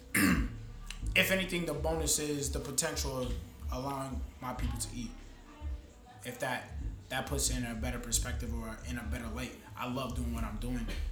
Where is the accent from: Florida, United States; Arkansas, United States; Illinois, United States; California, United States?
Florida, United States; moved away as an adult; also born or lived in Long Island, New York; now in New Jersey, United States; I'm more from uh, Florida. If anything, I probably spent the most of my life in Florida, but I moved up here about four or five years ago